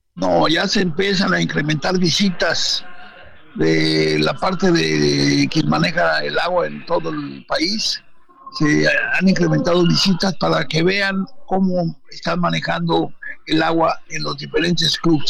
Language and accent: Spanish; Mexico; nuestro país